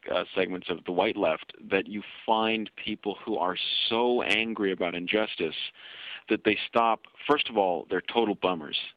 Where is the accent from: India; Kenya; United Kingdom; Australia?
Kenya; now in Canada; in my own political experiences uh, as a Kenyan Canadian, I've you know, I've worked with various groups across Canada